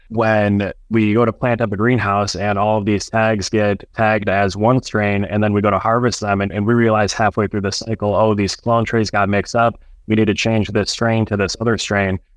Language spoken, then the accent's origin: English; Sterling Heights, Michigan, United States; also born or lived in Clare, Michigan; my hometown